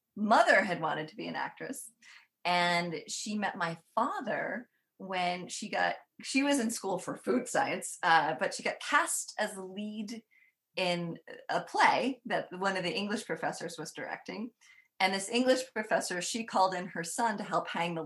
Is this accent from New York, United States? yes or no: yes; New York, United States; where I grew up is on Mohawk land, originally Mohawk land